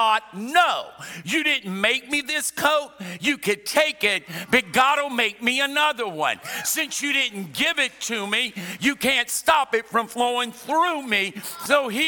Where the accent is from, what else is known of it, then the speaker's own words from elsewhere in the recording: South Louisiana, United States; I was born and raised in South Louisiana